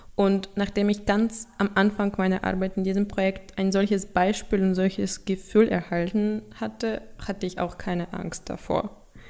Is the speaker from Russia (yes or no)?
yes; Russia; German is a second language; Ich komme aus Russland